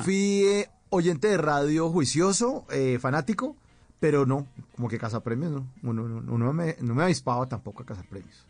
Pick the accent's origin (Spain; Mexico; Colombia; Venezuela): Colombia; Bogotá; yo crecí en Bogotá